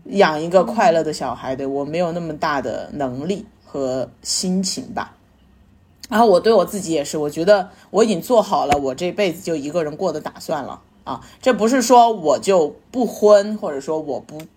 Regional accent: Sichuan, China; 我们四川话就叫“瑶儿”，就是，就是儿子的意思嘛

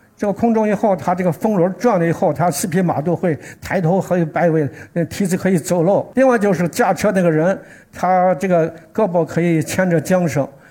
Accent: Xi'an, Shaanxi, China; 我是来自西安的

